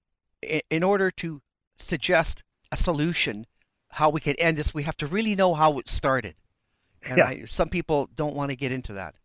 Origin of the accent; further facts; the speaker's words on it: Canada; being Canadian